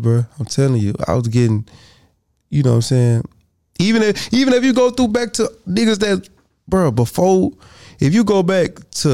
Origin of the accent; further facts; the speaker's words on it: Alabama, United States; I feel like I was from Alabama.